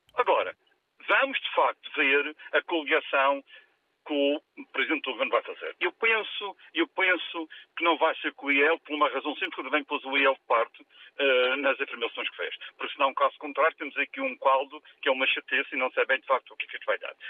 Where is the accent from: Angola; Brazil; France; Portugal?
Portugal; Madeira; fiquei extremamente chocado como madeirense